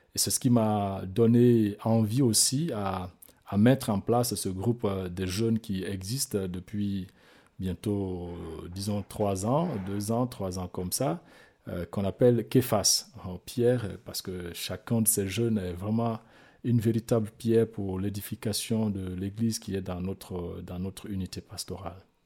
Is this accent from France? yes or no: no; Guinea; born or raised there; moved away